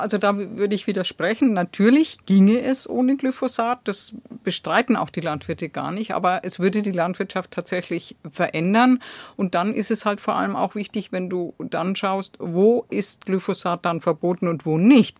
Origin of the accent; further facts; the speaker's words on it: Germany; bei uns in Deutschland